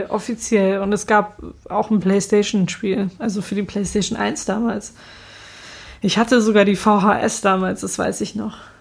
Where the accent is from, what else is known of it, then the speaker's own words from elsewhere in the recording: Hamburg, Germany; dass ich aus Hamburg komme